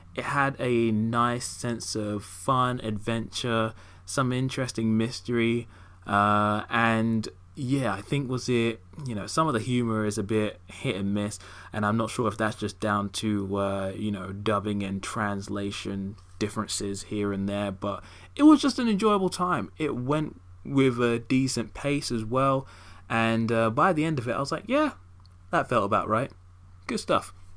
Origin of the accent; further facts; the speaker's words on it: United Kingdom; in the same cinema in my hometown